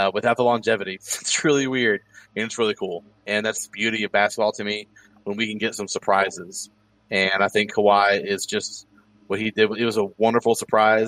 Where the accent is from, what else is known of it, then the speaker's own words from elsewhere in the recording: Indiana, United States; Indiana Pacers, my hometown team